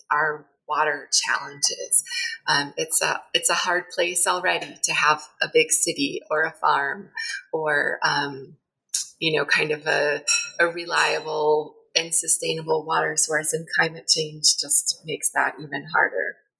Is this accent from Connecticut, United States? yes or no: yes; Connecticut, United States; moved away as an adult; also born or lived in Virginia; now in New Mexico, United States; I grew up in Connecticut, went to school in Virginia, and came out here in my early 20s